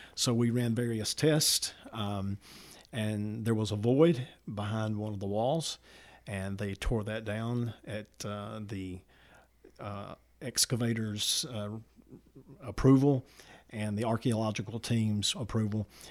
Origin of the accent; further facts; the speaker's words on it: Walker County, Alabama, United States; also born or lived in Summerton, Alabama / Kimberly, Alabama; from Summerton, Alabama, grew up in Walker County